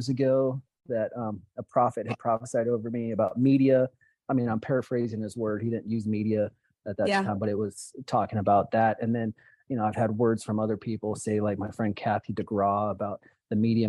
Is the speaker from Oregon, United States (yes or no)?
yes; Oregon, United States; I grew up in Oregon many years ago